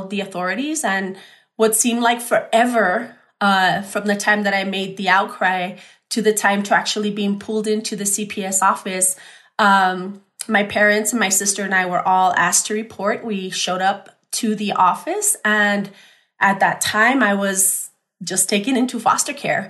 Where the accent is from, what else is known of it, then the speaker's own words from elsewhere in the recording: El Paso, Texas, United States; I'm born and raised in El Paso.